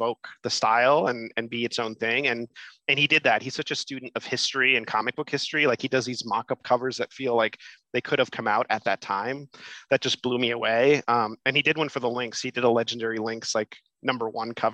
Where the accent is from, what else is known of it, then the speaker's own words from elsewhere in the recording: Miami, Florida, United States; now in New York City, United States; I was born in Miami, like in a suburban home